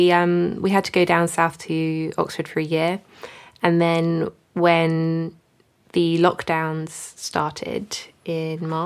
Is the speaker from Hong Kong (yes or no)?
yes; Hong Kong; now in United Kingdom; Hong Kong.